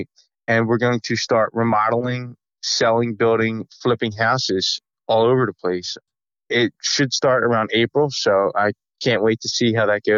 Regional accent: New Jersey, United States; We're from South Jersey

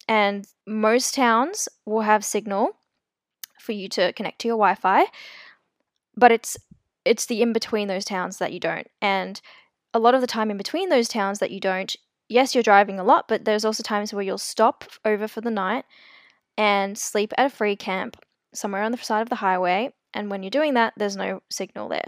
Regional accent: South Africa; I'm actually South African. I was born there.

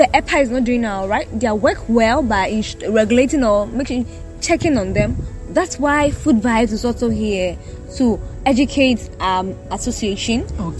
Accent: Ghana; You know Ghana and our issue of not really obeying the rules and regulations.

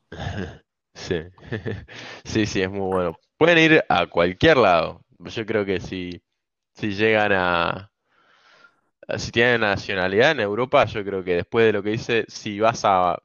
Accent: Argentina; moved away as an adult; now in Norway; toda la vida me quise ir de Argentina

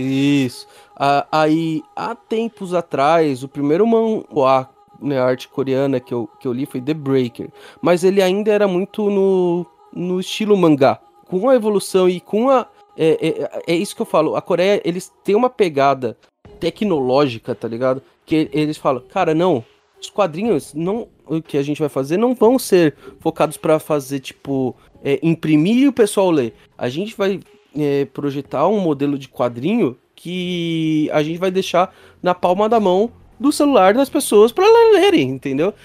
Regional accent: Brazil; aqui no Brasil

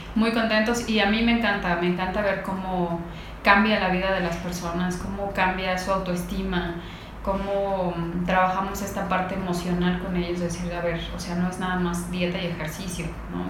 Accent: Mexico; yo creo que somos un país de gordos

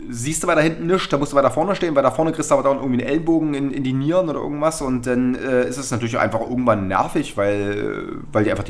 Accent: Chemnitz, Saxony, Germany; Und wenn dann wirklich in Berlin 8000 Leute, … singen, das finde ich schon ganz geil.

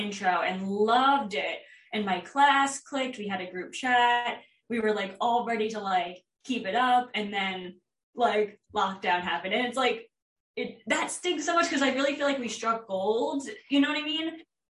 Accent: Long Island, New York, United States; moved away as an adult; also born or lived in Los Angeles; now in Central Valley, United States; I'm from Long Island and I was raised there. Lived there for most of my life.

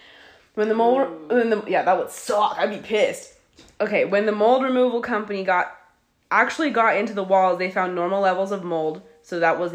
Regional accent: Florida, United States; When I was 19, growing up in Florida, I got a job as a secretary to the vice president of an engineering company.

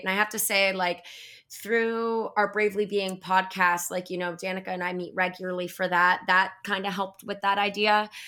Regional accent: Florida, United States; I'm from Florida

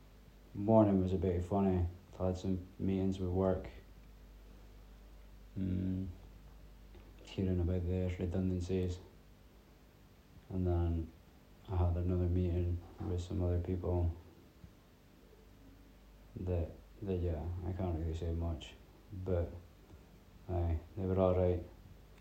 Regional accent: Peterhead, Scotland, United Kingdom; when I was growing up, we stayed out in the middle of the sticks

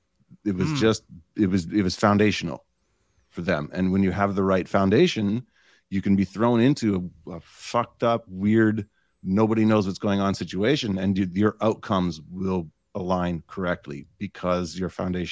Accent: Canada; I'm Canadian.

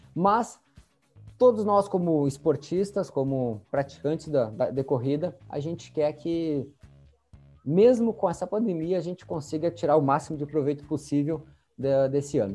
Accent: Santa Maria, Rio Grande do Sul, Brazil; nós somos da cidade de Santa Maria

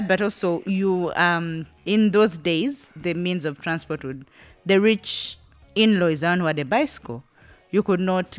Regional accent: Buganda, Central Region, Uganda; we grew up in Buganda. And let me tell you, I am more Muganda than any Muganda I will ever meet.

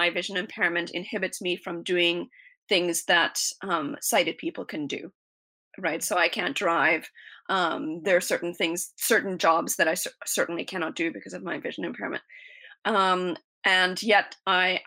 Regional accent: South Africa; moved away; I was born in South Africa, and I grew up out in the middle of the African bush

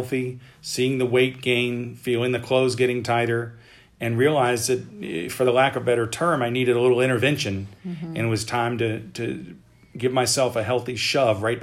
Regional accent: West Palm Beach, Florida, United States; now in Ocean Springs, United States; I'm from Florida originally, West Palm Beach. And for the last 13 years, I've been a resident in a little town called Ocean Springs on the Gulf Coast in Mississippi

